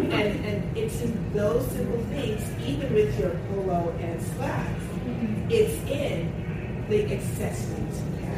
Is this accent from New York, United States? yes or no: yes; New York, United States; I'm from New York.